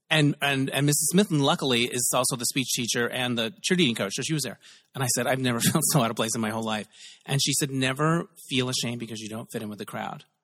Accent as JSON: {"language": "English", "town": "Holbrook", "region": "Arizona", "country": "United States", "tie": "born or raised there", "said": "Holbrook, Arizona."}